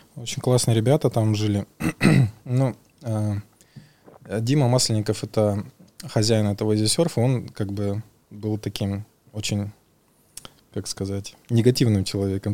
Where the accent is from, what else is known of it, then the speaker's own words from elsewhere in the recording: Buryat / Buryatia, Russia; я бурят, и, соответственно, мы буддисты, и в Бурятии у нас есть